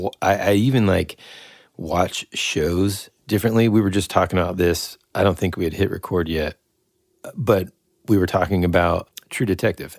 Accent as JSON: {"language": "English", "country": "United States", "said": "as an American"}